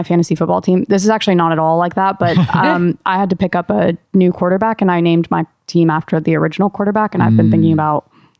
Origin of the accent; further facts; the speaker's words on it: Midwest, United States; I'm from the Midwest